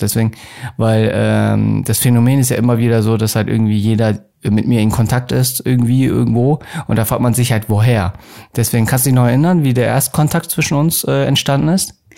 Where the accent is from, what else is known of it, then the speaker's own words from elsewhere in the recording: Munich, Bavaria, Germany; ich bin auch gebürtiger Münchner